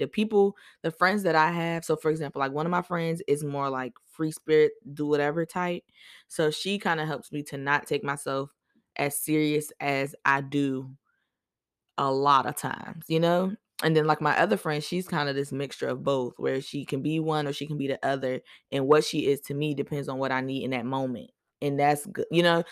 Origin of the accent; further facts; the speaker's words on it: Boston, Massachusetts, United States; now in Virginia, United States; I was born in Boston, but I live in V